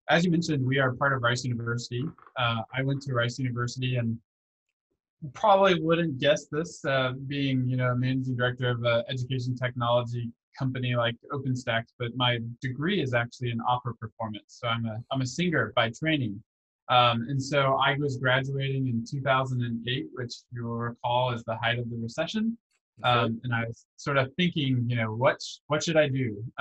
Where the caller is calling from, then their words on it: Houston, Texas, United States; my bedroom in Houston, Texas.